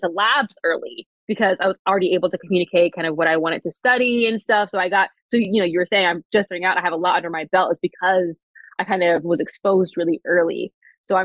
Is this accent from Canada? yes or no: no; East Coast, United States; now in Seattle, United States; I'm from the East Coast